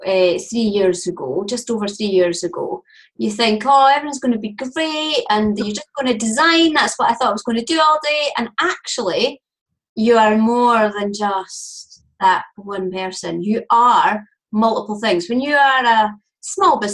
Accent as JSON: {"language": "English", "region": "Scotland", "country": "United Kingdom", "accent": "Scottish", "said": "I am Scottish. You can hear that straight away"}